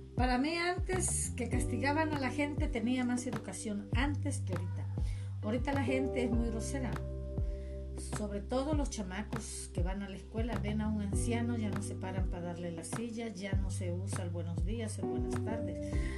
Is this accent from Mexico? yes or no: yes; Cárdenas, Tabasco, Mexico; born or raised there